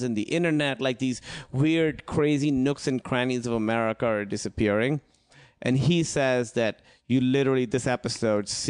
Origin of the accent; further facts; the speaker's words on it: Pakistan; moved away; I grew up in Pakistan